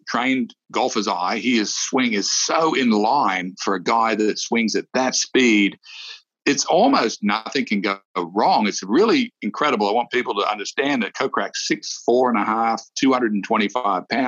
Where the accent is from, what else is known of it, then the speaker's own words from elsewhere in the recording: Australia; moved away; Steve Rintoul, who I grew up with in Australia